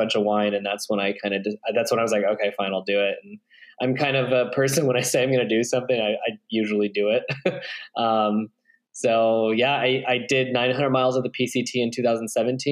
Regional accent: Redding, California, United States; now in Bend, United States; I'm originally from Northern California, a really crappy town called Redding

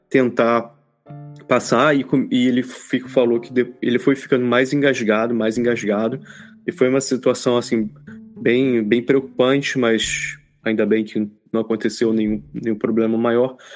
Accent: Rio de Janeiro, Brazil; a gente pô, cresci lá no, no Rio, né, e tal.

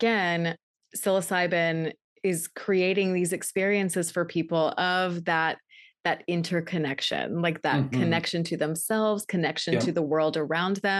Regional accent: Texas, United States; I'm from Texas

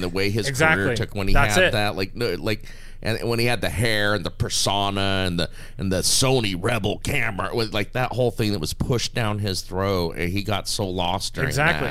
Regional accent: Las Vegas, Nevada, United States; we grew up in Vegas. I went to junior high, high school

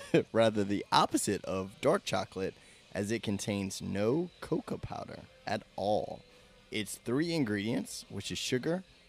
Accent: Patterson, Louisiana, United States; born or raised there

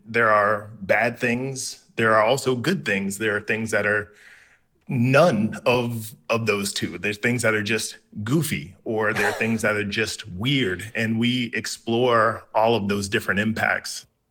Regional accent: South Carolina, United States; I was raised in the South, uh, in South Carolina.

